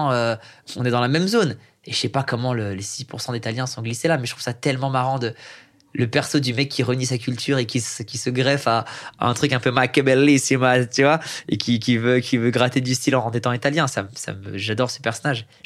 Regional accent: Iran; Tout le monde sait que je suis iranien, c'est plaqué, c'est écrit, il y a un film dessus.

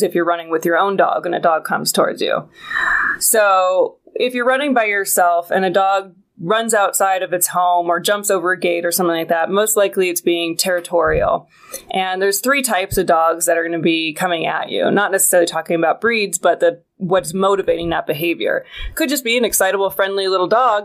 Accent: Washington, United States; moved away as an adult; also born or lived in Seattle; now in Los Angeles, United States; I am from Washington State

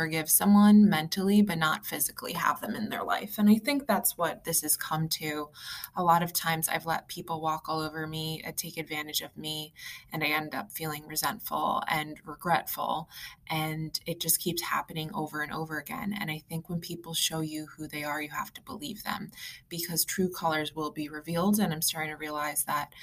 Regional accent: East Coast, United States; also born or lived in Long Island, New York; I'm from the East Coast and I live in New York

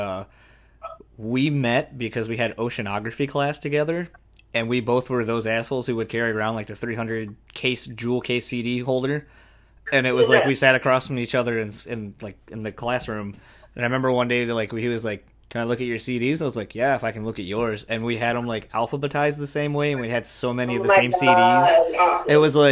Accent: Dover, Delaware, United States; now in Michigan, United States; grew up in Dover, Delaware. That's where I was born.

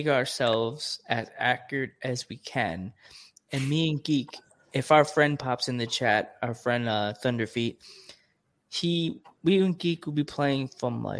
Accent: Pennsylvania, United States; I'm from Pennsylvania

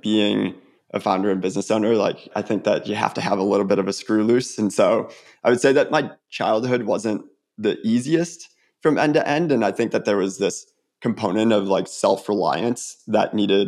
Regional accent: Illinois, United States; now in Atlanta, United States; growing up in Illinois

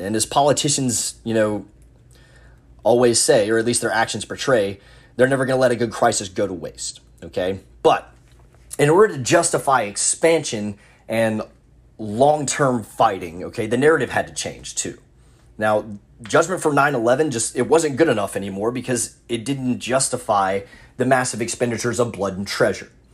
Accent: United States

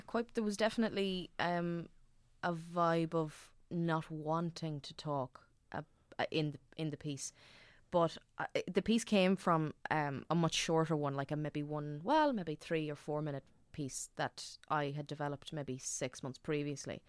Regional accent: Dundalk, Leinster, Ireland; I'm from Dundalk

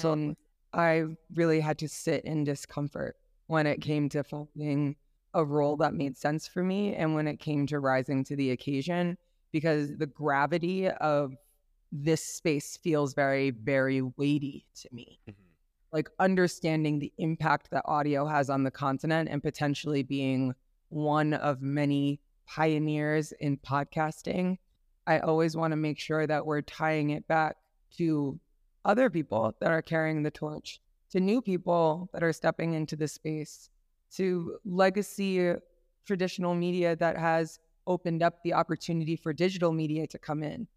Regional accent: New York, United States; moved away as an adult; now in Kenya; the environment I grew up in in New York

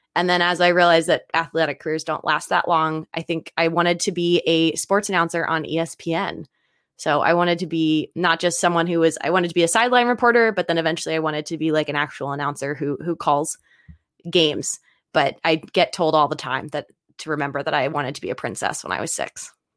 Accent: Philadelphia, Pennsylvania, United States; moved away; also born or lived in China; I'm originally from the East Coast. I was bor-, not born, but raised in Philadelphia

